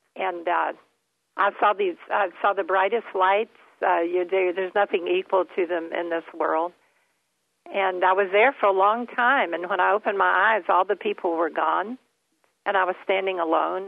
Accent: Kentucky, United States; also born or lived in Florida; we moved to Florida every year from Kentucky because I couldn't get through the winters in Kentucky

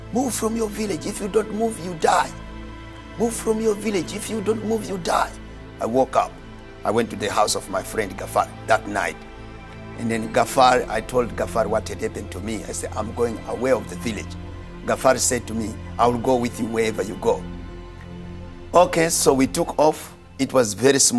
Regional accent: Mozambique; I was born in Mozambique

